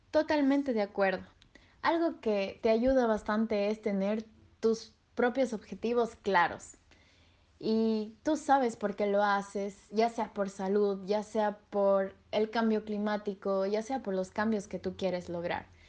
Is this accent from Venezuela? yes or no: no; Ecuador; en mi país, en Ecuador